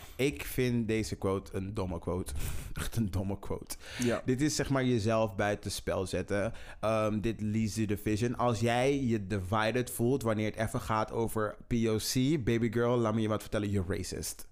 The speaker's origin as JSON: {"language": "Dutch", "country": "Netherlands", "said": "wij als Nederlanders. Wij als Nederlanders"}